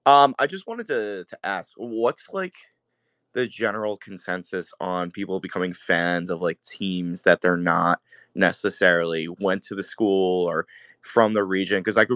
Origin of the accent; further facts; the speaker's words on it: Long Island, New York, United States; I grew up on Long Island, New York.